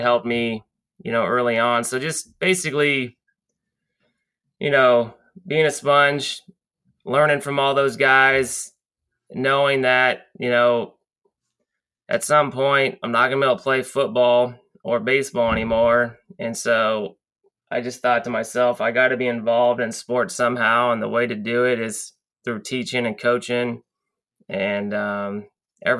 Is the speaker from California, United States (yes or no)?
yes; Lompoc, California, United States; I grew up in Lompoc and obviously went away to college, came back